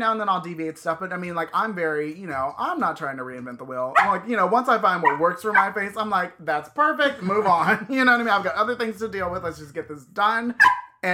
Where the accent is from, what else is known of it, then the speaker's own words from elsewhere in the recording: Virginia, United States; now in California, United States; One, we're in California. I mean, I grew up in Virginia